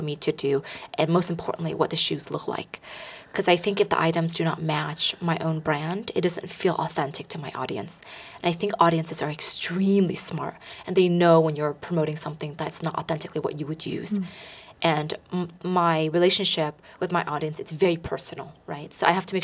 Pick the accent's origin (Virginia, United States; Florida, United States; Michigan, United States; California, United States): California, United States; the Bay Area; Growing up in the Bay Area